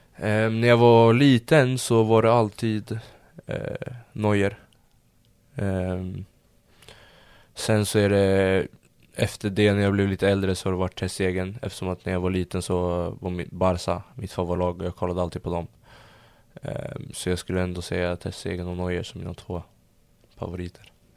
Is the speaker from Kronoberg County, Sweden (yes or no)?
no; Stockholm, Stockholm County, Sweden; also born or lived in London / Södertälje; jag föddes i London. Ehm, så när de bröt så flyttade vi hem till mamma i Sverige. Och ehm, bodde jag i stan tills jag var kanske fyra fem Sen eh, i Södertälje när jag var sex, gick i förskolan där. Sen flyttade vi till Stureby när jag var sju år